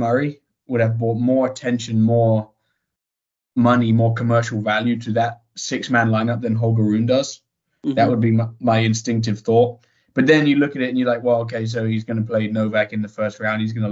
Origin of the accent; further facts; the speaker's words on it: United Kingdom; being a Brit